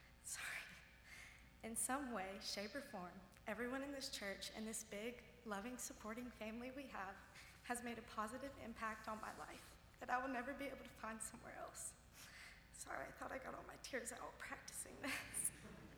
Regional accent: Jackson, Mississippi, United States; I am from Northminster, the small Episcopalian church in Jackson, Mississippi

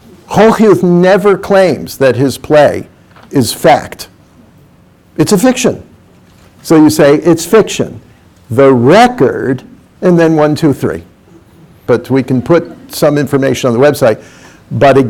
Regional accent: New York, United States; I came from New York

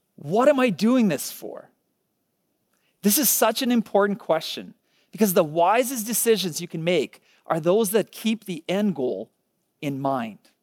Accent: Ukraine; moved away; I was born in Ukraine

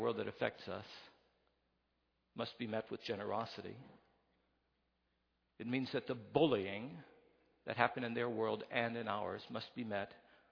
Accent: West Virginia, United States; I come from West Virginia.

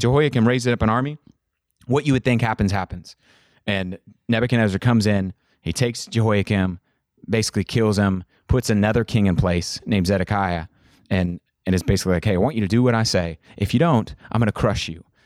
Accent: Kansas, United States; I'm from Kansas

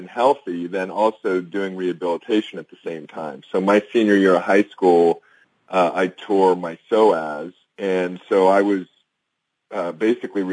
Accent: Southern California, United States; moved away as an adult; also born or lived in New York; now in Florida, United States; I grew up in Southern California

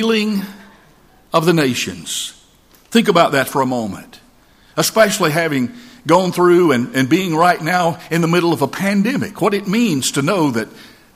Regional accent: North Georgia Mountains, United States; moved away; I'm from the North Georgia Mountains

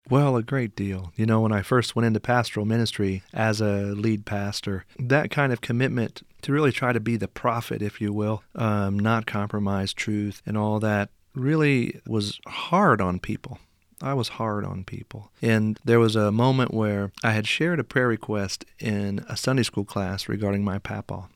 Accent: Henryville, Indiana, United States; moved away as an adult; also born or lived in Saint Louis, Missouri; I grew up in, uh, Henryville, Indiana. That's in southern Indiana

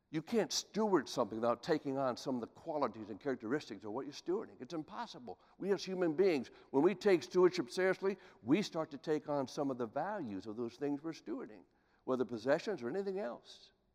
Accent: Columbus, Ohio, United States; Columbus, Ohio, my hometown

